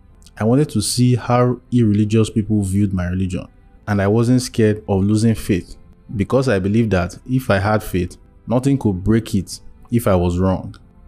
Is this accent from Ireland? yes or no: no; Maiduguri, Borno, Nigeria; I was born and raised in Borno, Maiduguri, but my family and I moved there because of the rise of the Boko Haram crisis at that time.